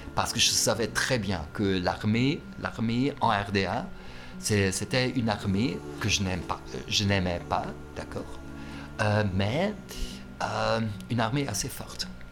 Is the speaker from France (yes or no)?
no; East Germany, Germany; French is a second language; also born or lived in Potsdam; c'était en Allemagne de l'Est, oui. Mon enfance, moi je dirais que c'était une, enfance, heureuse